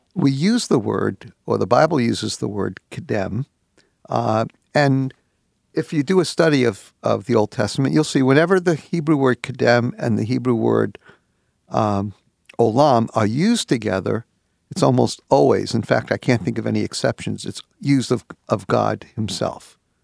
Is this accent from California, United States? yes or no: no; New York City, New York, United States; I was brung up in the New York City school system